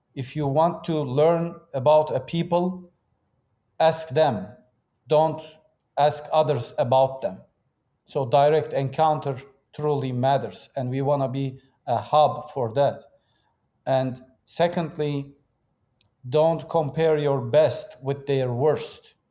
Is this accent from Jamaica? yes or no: no; Turkey; moved away as an adult; also born or lived in Istanbul; I was born and raised in Turkey